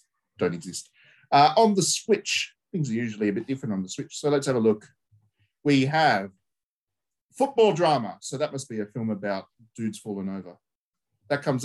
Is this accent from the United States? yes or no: no; Australia; we grew up with in Australia